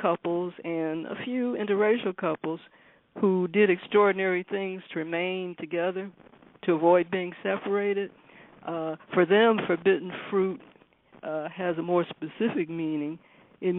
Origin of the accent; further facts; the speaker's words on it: Detroit, Michigan, United States; I'm from Detroit